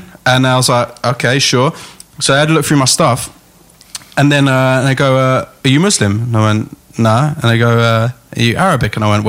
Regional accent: London, United Kingdom; growing up in London, you know, you do some weird shit at weird times.

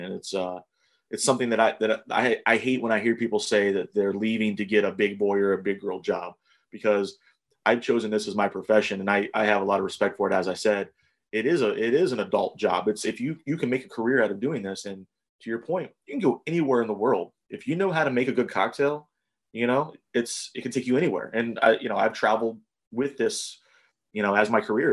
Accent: Ohio, United States; also born or lived in New Jersey / Louisville, Kentucky / Eugene, Oregon; I went to a high school here in Ohio, and I went to college in Ohio

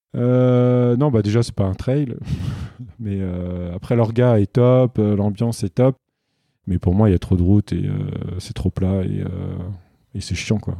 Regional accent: Île-de-France, France; je suis né en Ile-de-France, euh, donc j'ai grandi dans un milieu euh, plus qu'urbain

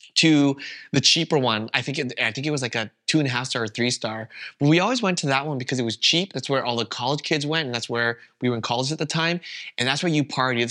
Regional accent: Canada; first language Vietnamese; English is a second language; moved away as an adult; now in Berlin, Germany; I was born and raised in Canada, that's all I ever known, I had never even lived anywhere else

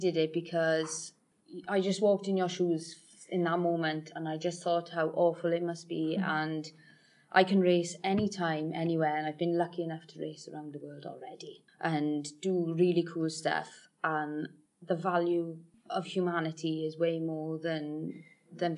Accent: Welsh, Wales, United Kingdom; being Welsh

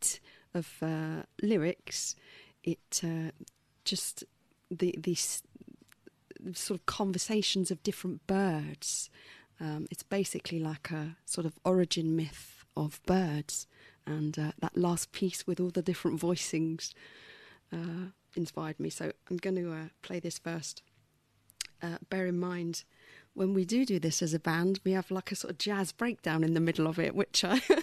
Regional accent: London, United Kingdom; I was born in Balham

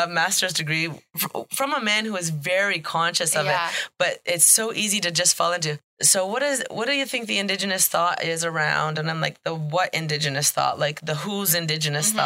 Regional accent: Deseronto, Ontario, Canada; now in Tyendinaga Mohawk Territory, Canada; I grew up in Deserano, in the town of Deserano

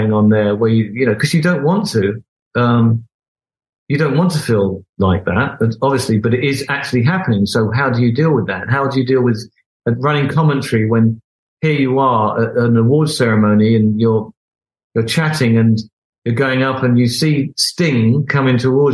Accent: Beckenham, London, United Kingdom; I'm some oik from Beckenham

